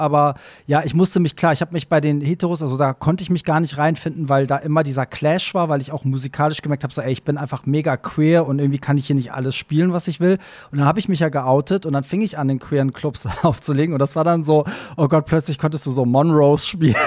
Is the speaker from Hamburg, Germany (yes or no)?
yes; Hamburg, Germany; also born or lived in Iran; Hamburg ist halt immer auch für mich am anstrengendsten, weil das halt meine Heimatstadt ist